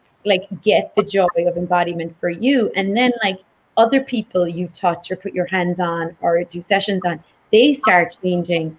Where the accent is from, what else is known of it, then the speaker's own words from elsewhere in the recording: Ireland; I grew up in Ireland where there is a lot of body shame